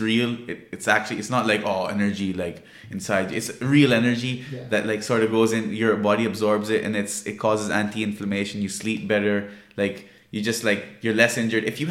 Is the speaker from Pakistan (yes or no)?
yes; Pakistan; I'm from Pakistan